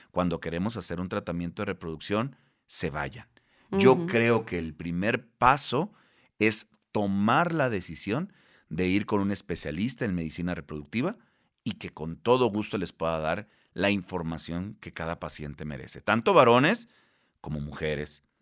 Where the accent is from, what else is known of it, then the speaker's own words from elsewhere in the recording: Baja California Sur, Mexico; now in Monterrey, Mexico; no soy de aquí de la Ciudad de México, eh, ni tampoco soy de Monterrey, soy del estado de Baja California Sur, pero estoy en Monterrey, Nuevo León